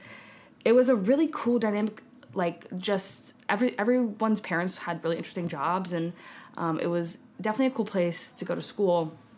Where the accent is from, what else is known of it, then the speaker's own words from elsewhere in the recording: San Francisco, California, United States; moved away as an adult; also born or lived in Redwood City, California; now in New York City, United States; I'm from the San Francisco Bay Area. Moved around a little bit within those parameters, but I started living in San Francisco proper, right in the heart of the city. I was born there.